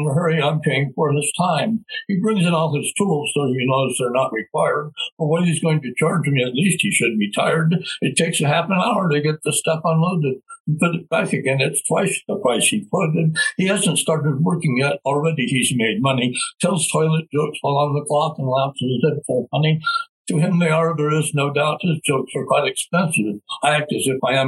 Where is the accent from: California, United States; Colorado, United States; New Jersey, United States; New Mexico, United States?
New Mexico, United States; Albuquerque; moved away as an adult; now in Rio Rancho, United States; I was raised in Albuquerque, and my friends are there, and my family is there